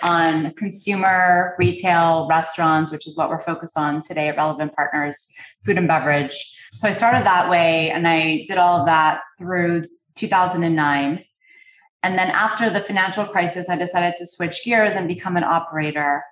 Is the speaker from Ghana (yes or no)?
no; Canada; I'm from Canada